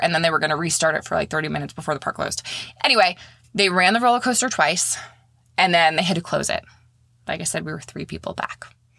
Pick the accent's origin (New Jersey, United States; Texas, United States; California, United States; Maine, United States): Maine, United States; now in St. Petersburg, United States; I live in St. Petersburg, Florida now. I'm originally from Maine.